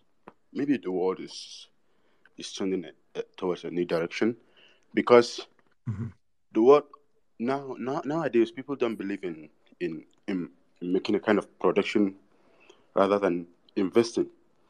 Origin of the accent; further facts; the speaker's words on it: Kaduna, Kaduna State, Nigeria; I'm from Nigeria, right from Kasuna.